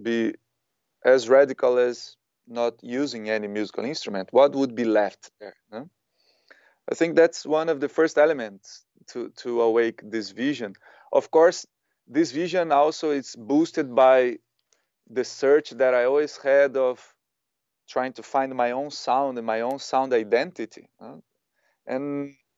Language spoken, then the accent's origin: English; Brazil; also born or lived in Ibiza, Spain / Spain; now in Berlin, Germany; I was born in Brazil, but then I came to Europe in 2003, more specifically Ibiza.